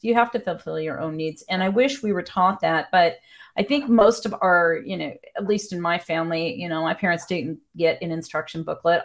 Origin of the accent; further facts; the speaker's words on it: Wisconsin, United States; moved away; my home state